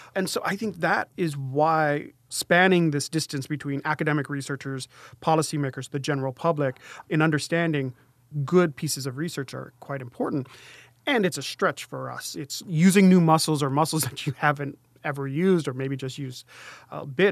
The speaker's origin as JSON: {"language": "English", "region": "Native Hawaiian", "country": "United States", "said": "I went to a school that had primarily Native Hawaiian students. So he was talking to us as Native Hawaiian students"}